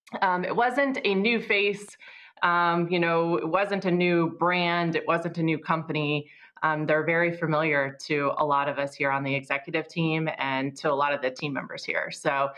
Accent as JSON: {"language": "English", "region": "Iowa", "country": "United States", "tie": "born or raised there", "moved": "as an adult", "lives_now": "Seaford, United States", "said": "I grew up in Iowa, so it's a lot like Delaware"}